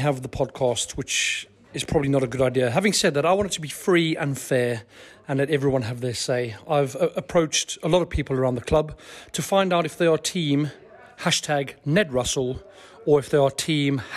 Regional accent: South Africa; moved away; I felt homesick, as in South African homesick

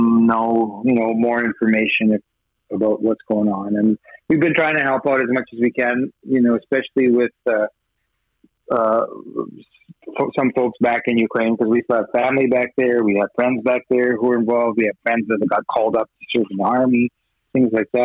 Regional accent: Winnipeg, Manitoba, Canada; accent: Western Canadian; now in Edmonton, Canada; I grew up actually in Winnipeg, so I lived in Manitoba and then later in Edmonton

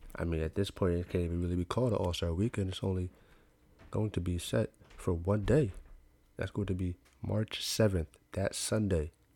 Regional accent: New York, United States; I'm from New York

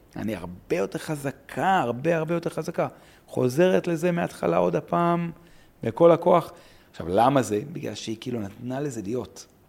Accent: Ma'alot-Tarshiha, Northern District, Israel; גדלתי במעלות

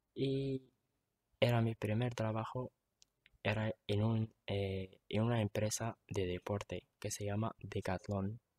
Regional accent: Tetouan, Tanger-Tetouan-Al Hoceima, Morocco; Yo soy de Tetuán, tengo 27 años

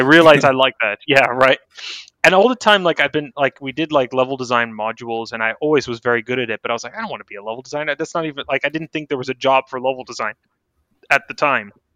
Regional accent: San Francisco, California, United States; now in Austin, United States; I was born in San Francisco. Um, to a Greek mother and a Dutch father

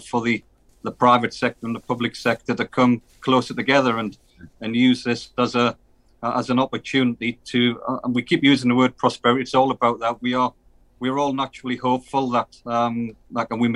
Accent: United Kingdom; being in the North, living in the North, and the people on the call, we're from the North.

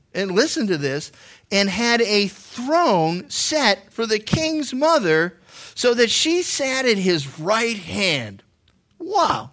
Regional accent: Andover, Massachusetts, United States; moved away; I grew up in Andover, Massachusetts.

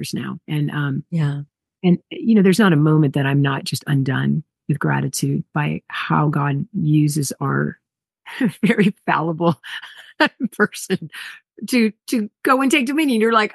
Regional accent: Hawaii, United States; I'm from Hawaii, so I know about tsunamis

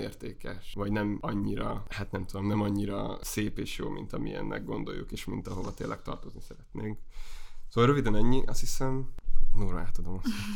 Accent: Heves, Hungary; moved away as an adult; also born or lived in Debrecen / Budapest; én Heves megyéből származom, viszonylag sokszor költöztünk a megyén belül, és aztán Egerben jártam gimnáziumba

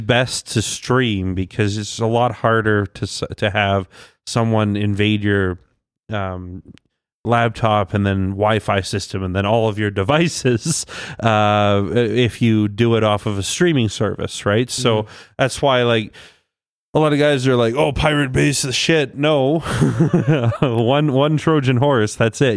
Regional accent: Ontario, Canada; moved away; I was born in Ontario

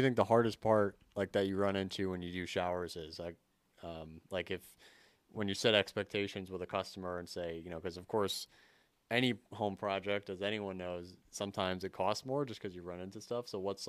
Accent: Connecticut, United States; I'm from Connecticut, so that makes CT is the state.

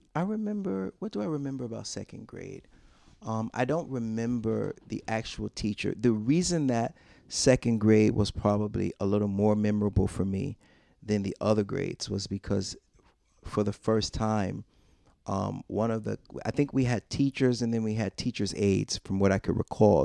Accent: Rochester, New York, United States; I was born and raised, um, for the most part, I'm from Rochester, New York

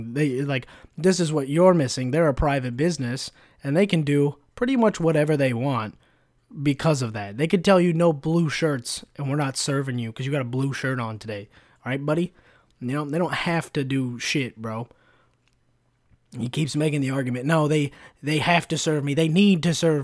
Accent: Sacramento, California, United States; first language English; I grew up in Sac

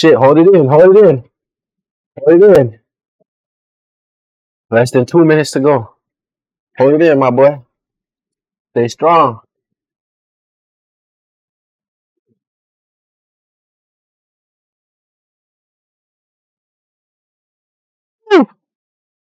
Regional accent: Jamaica; I'm real Jamaican

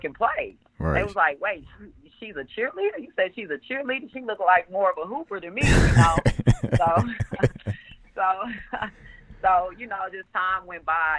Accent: Memphis, Tennessee, United States; I'm from Memphis. I grew up in Orange Mound.

